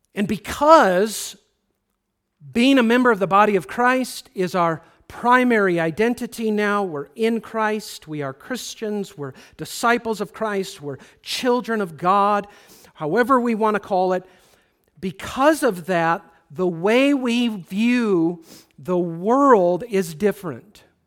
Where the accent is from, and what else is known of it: United States